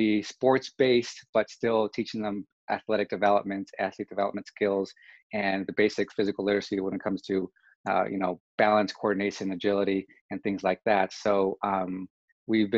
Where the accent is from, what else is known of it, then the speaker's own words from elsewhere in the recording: California, United States; moved away as an adult; also born or lived in Honolulu, Hawaii; now in Texas, United States; I'm from California originally